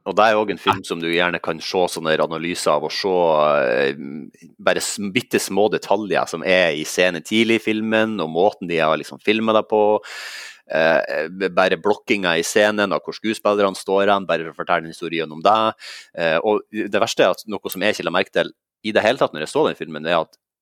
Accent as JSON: {"language": "Norwegian", "town": "Sandnessjøen", "region": "Nordland", "country": "Norway", "moved": "yes", "lives_now": "Oslo, Norway", "said": "jeg er fra eh, byen atme Mosjøen og nedfor Mo i Rana, Sandnessjøen."}